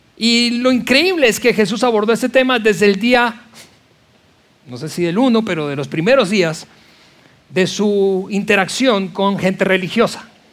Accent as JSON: {"language": "Spanish", "country": "Venezuela", "tie": "born or raised there", "said": "yo en la iglesia que crecí de nuevo, en Venezuela"}